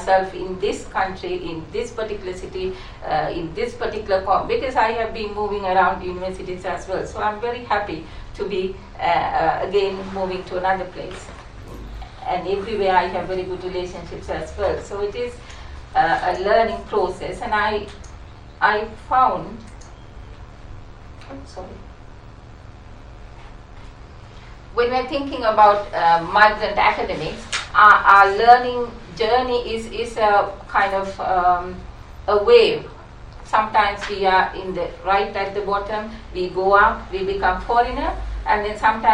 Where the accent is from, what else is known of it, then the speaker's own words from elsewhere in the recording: Sri Lanka; moved away as an adult; now in United Kingdom; I come from Sri Lanka, and it is very close to India